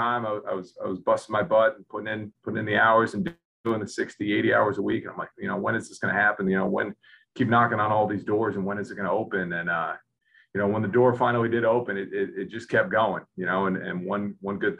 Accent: Rhode Island, United States; I grew up in Rhode Island

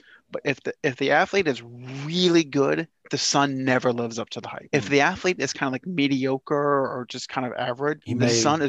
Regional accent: United States; Hey, dude, we're from Lake County.

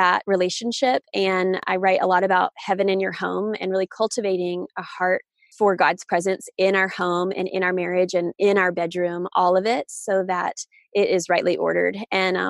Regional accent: the South, United States; I grew up in the South

